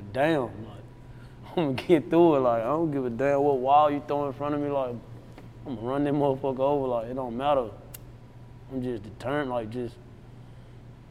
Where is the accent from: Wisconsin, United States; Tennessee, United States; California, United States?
Tennessee, United States; Memphis; I'm from Memphis